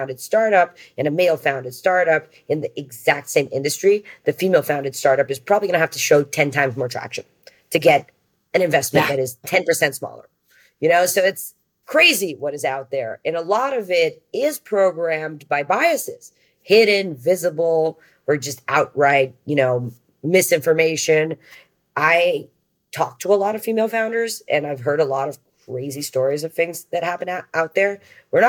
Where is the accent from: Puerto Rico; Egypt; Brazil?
Brazil; I'm from Brazil